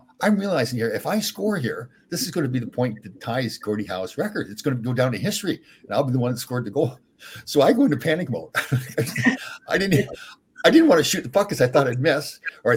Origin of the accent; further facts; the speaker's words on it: Brampton, Ontario, Canada; I grew up in Brampton